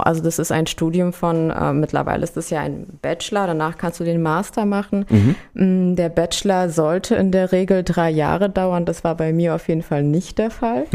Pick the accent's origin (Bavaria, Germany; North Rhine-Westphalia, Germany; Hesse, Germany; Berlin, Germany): Berlin, Germany; moved away as an adult; now in Frankfurt, Germany; ich bin in Berlin aufgewachsen